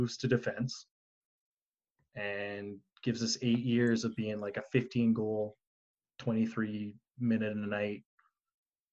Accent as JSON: {"language": "English", "town": "Edmonton", "region": "Alberta", "country": "Canada", "tie": "born or raised there", "said": "my hometown team here"}